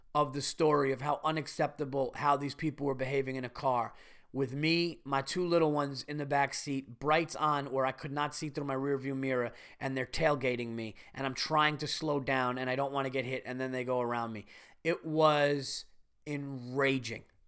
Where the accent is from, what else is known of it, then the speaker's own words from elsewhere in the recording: Westchester, New York, United States; I'm from Westchester too